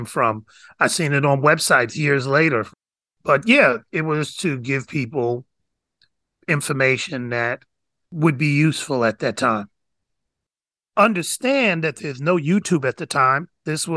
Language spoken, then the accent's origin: English; New York, United States; now in San Francisco Bay Area, United States; I was from New York